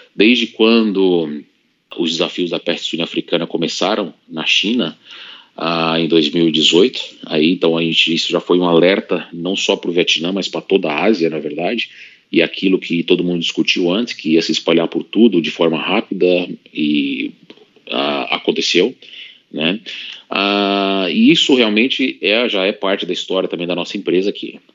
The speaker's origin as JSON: {"language": "Portuguese", "country": "Brazil", "also_born_or_lived": "Russia", "moved": "as an adult", "said": "quando eu saí do Brasil"}